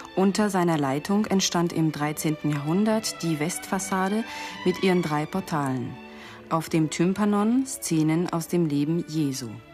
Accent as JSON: {"language": "German", "town": "Toulouse", "region": "Occitania", "country": "France", "said": "ich bin Französin und komme aus Toulouse"}